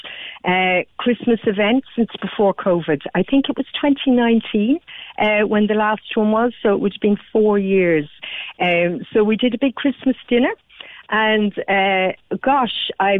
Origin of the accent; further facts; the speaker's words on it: Cork, Munster, Ireland; we're Irish and we're from Cork